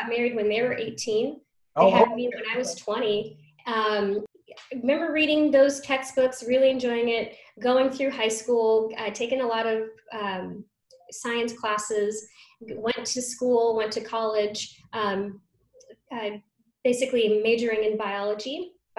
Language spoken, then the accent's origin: English; Reno, Nevada, United States; moved away; I grew up in Reno, Nevada